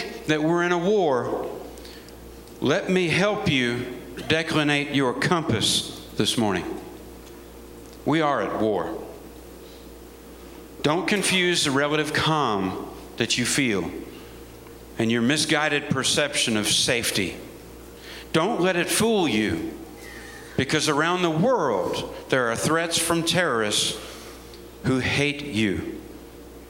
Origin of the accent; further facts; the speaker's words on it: United States; As an American soldier